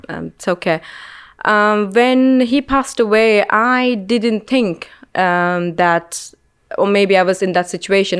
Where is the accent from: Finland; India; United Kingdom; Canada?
India; moved away; growing up in India